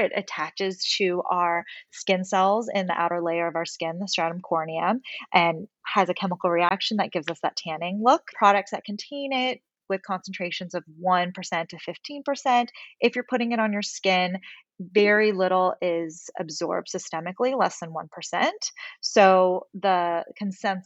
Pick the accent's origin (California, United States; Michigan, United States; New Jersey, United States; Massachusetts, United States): California, United States; Westlake Village; I grew up in Westlake and spent my afternoons at Zuma Beach